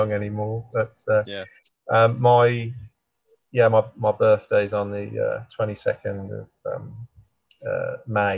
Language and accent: English; Birmingham, West Midlands, United Kingdom; now in Dorset, United Kingdom; I'm from Birmingham